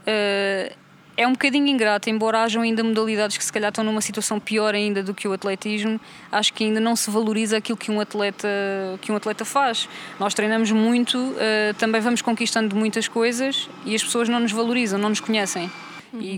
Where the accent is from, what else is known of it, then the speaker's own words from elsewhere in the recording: São Martinho, Portugal; Cresci aqui em São Martinho